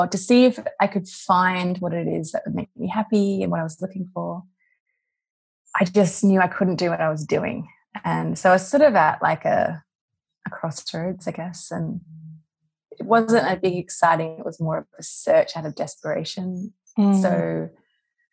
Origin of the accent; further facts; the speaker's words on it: Western Australia, Australia; moved away as an adult; also born or lived in London, United Kingdom; now in California, United States; you grew up in a small town in WA